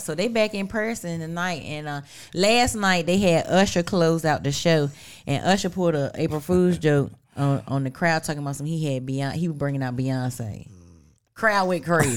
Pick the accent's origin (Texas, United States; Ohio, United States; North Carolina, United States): North Carolina, United States; Weldon; I'm on team one fifty-eight 'cause I'm from Weldon.